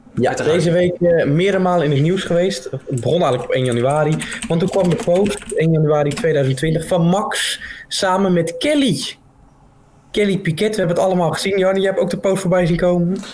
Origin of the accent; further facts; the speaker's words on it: Netherlands; als Nederlanders zijnde